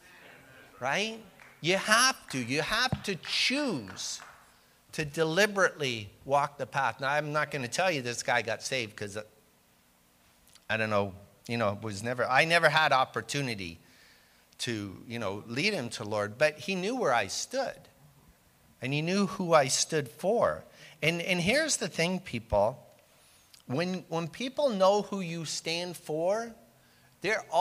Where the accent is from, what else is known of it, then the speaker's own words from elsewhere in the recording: Canada; I am Canadian